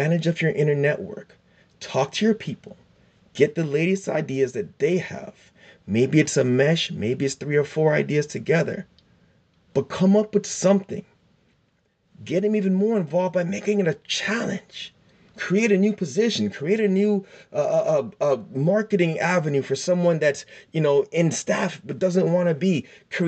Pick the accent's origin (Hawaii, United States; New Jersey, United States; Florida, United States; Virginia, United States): Florida, United States; South; I'm from South Florida